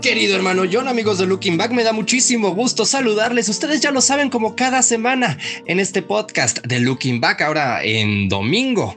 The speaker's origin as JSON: {"language": "Spanish", "country": "Mexico", "said": "como mexicanos no perdamos nuestras tradiciones"}